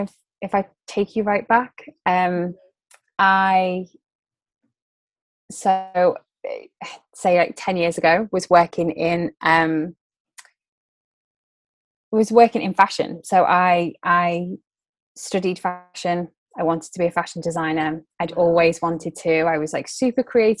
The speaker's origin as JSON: {"language": "English", "town": "Liverpool", "region": "North West England", "country": "United Kingdom", "also_born_or_lived": "London", "moved": "as an adult", "said": "I'm originally from Liverpool, which is in the north of England."}